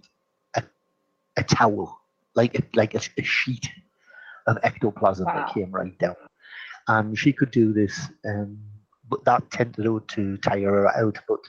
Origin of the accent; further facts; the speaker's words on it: Geordie, North East England, United Kingdom; accent: Geordie; I'm a Geordie. I come from the northeast of England.